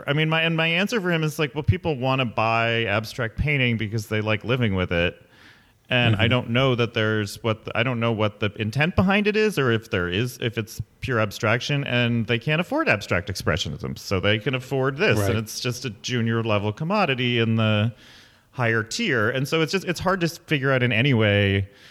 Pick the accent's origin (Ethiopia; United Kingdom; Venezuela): Ethiopia; also born or lived in Michigan / Berlin; I grew up in Ethiopia, and then I was in Michigan, and then I was in Berlin